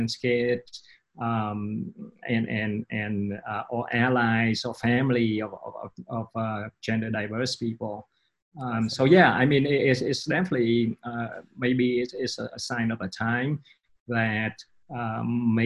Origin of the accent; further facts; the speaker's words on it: Vietnam; also born or lived in London, United Kingdom / New York City, United States; now in Austin, United States; I come from Vietnam